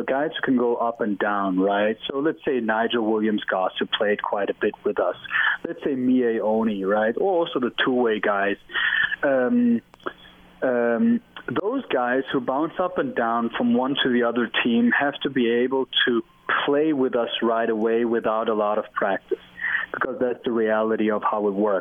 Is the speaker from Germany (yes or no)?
yes; Germany; English is a second language; moved away as an adult; now in Salt Lake City, United States; I'm from Germany